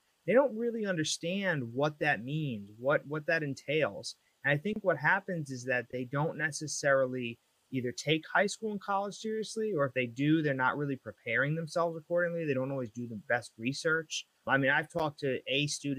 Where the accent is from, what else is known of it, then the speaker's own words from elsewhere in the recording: Long Island, New York, United States; moved away as an adult; now in New Jersey, United States; originally I'm from Long Island. I lived there for about 28 years.